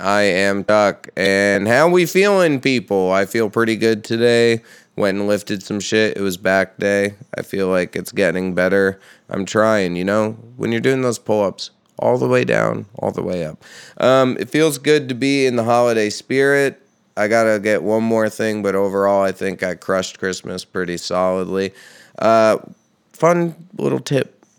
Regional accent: Red Hook, New York, United States; Upstate New York. So I grew up in the Hudson Valley.

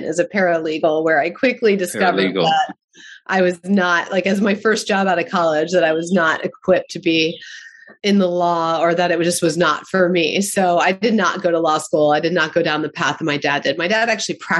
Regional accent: Baltimore, Maryland, United States; I grew up in Baltimore

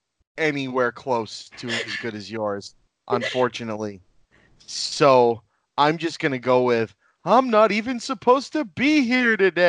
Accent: Lynn, Massachusetts, United States; I am born and raised in Lynn, Massachusetts, which is a not very well liked town. But I love it.

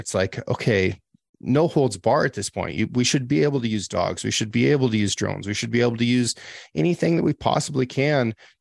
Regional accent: Oregon, United States; I'm from Oregon

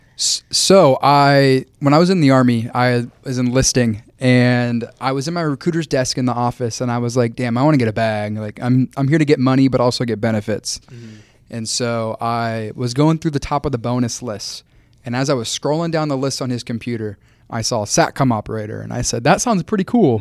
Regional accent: Wichita, Kansas, United States; moved away as an adult; also born or lived in Tampa, Florida; I grew up near McConnell Air Force

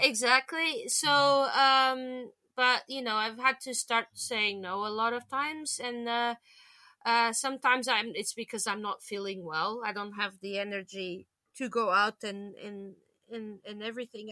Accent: Lisbon, Portugal; now in London, United Kingdom; back in my hometown in in, in Lisbon

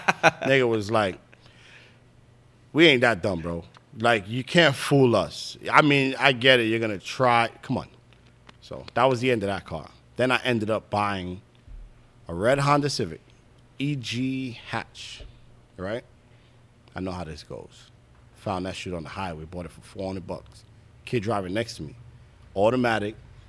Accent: St. Vincent & Grenadines; And Nick and everybody over there was all West Indians. I'm from St. Vincent. Nick was from Barbados.

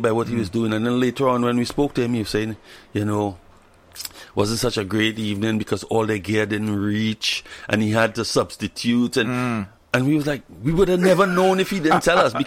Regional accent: Trinidad & Tobago; I'm from Trinidad and Tobago, and we play calypso

